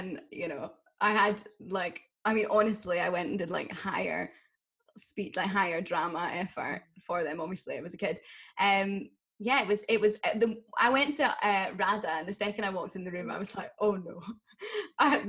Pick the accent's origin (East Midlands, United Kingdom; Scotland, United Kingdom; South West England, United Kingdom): Scotland, United Kingdom; Aberdeen; I grew up in Aberdeen